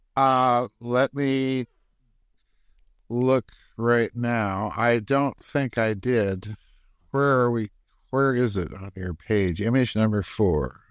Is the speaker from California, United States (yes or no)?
no; South Dakota, United States; I grew up in South Dakota